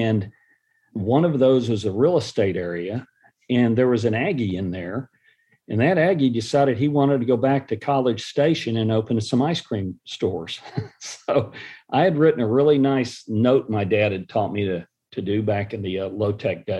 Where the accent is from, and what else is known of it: Dallas, Texas, United States; born or raised there; also born or lived in San Antonio, Texas